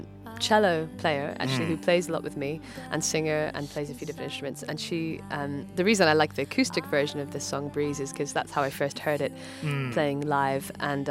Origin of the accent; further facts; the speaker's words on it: Edinburgh, Scotland, United Kingdom; accent: mix of Scottish and American; now in London, United Kingdom; my mother moved over to Scotland, where I grew up